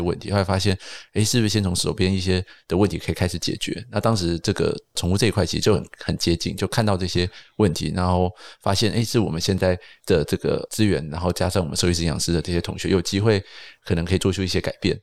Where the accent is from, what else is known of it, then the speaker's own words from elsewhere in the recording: Taipei, Taiwan; 我们小时候是在阳明山长大的